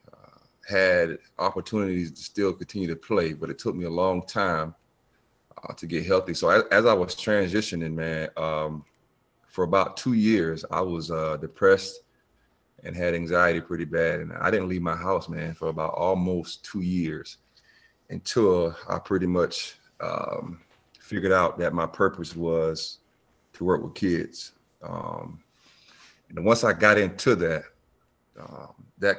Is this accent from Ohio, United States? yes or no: no; Bamberg, South Carolina, United States; now in Myrtle Beach, United States; I am from Bamber, South Carolina